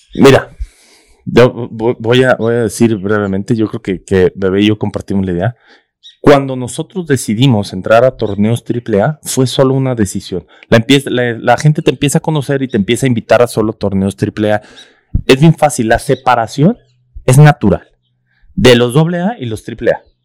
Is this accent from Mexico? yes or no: yes; Mexico; nuestra cultura como, como mexicano